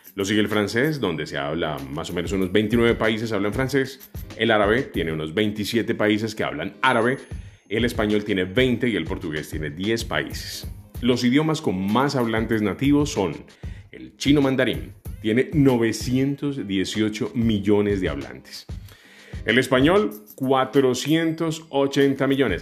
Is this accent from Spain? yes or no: no; Colombia; Colombia, que es mi país